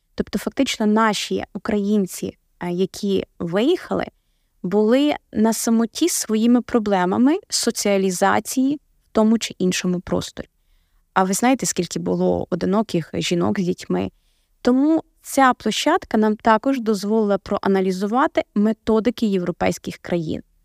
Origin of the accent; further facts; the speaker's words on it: Lviv Oblast, Ukraine; Я сама е, народилась у Львівській області